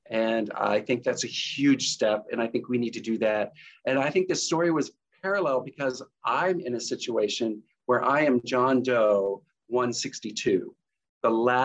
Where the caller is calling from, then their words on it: Kettering, Ohio, United States; I'm coming in from Kettering, Ohio, which is outside of Dayton, Ohio, in the U.S.